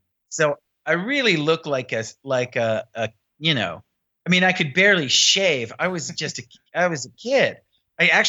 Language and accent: English; New York City, New York, United States; I grew up in Manhattan, you know, reading the New York Times every day since I was 9 years old